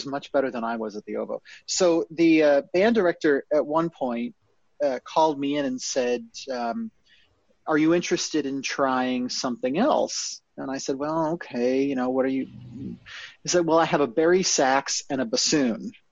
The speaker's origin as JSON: {"language": "English", "town": "Naperville", "region": "Illinois", "country": "United States", "tie": "born or raised there", "said": "I grew up in Naperville, Illinois"}